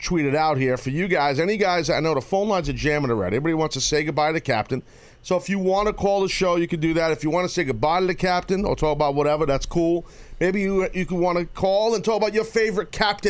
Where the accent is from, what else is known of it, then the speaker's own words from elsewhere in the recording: United States; as an American and here in the United States of America